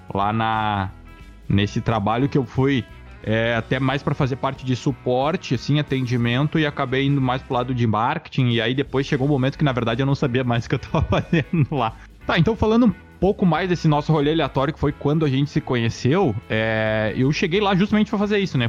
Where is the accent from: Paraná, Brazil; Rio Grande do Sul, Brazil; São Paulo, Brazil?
Rio Grande do Sul, Brazil; Itaqui; eu sou do interior, eu sou de Itaqui